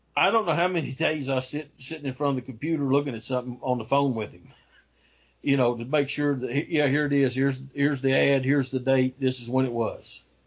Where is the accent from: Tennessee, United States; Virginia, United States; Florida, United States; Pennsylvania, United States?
Tennessee, United States; Kingsport; The earliest newspaper for Kingsport, my hometown newspaper here